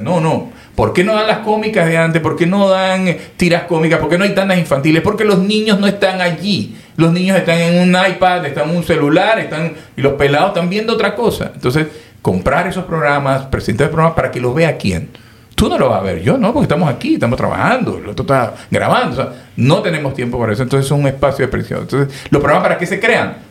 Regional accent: Panama; yo soy panameño

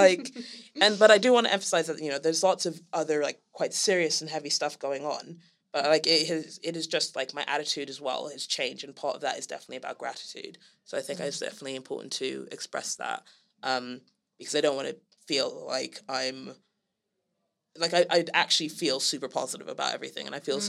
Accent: Senegal; now in London, United Kingdom; I'm half Gambian and half Liberian, and I grew up in Senegal, and I could have spent like the rest of my life in Senegal

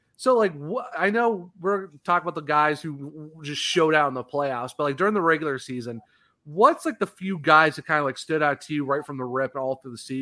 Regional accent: Northeast Ohio, United States; I'm from Northeast Ohio

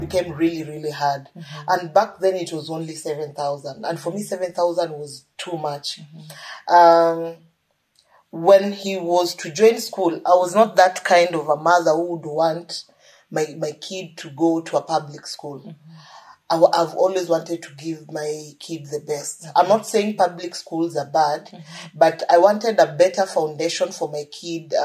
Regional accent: Western Kenya, Kenya; I'm from Western Kenya

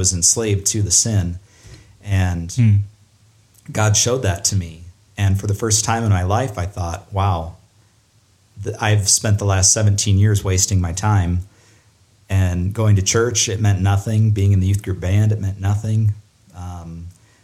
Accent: Ankeny, Iowa, United States; also born or lived in Kalamazoo, Michigan; Then we moved to Iowa, Ankeny, Iowa

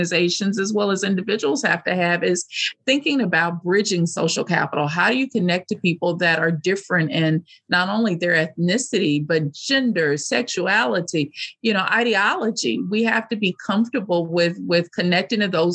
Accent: United States; as American women

